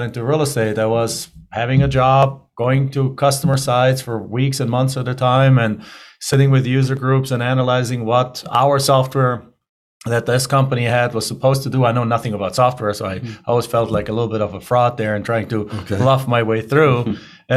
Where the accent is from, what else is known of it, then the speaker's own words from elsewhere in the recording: Germany; English is a second language; moved away as an adult; now in United States; as you can tell by my accent, I'm originally not from here. I'm originally from Germany. So I grew up in Germany. I went to school, college there